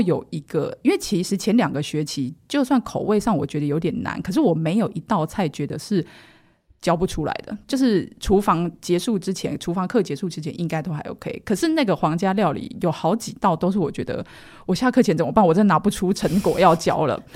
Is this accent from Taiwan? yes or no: yes; Taiwan; moved away as an adult; also born or lived in Shanghai / Thailand; 我是土生土长台湾人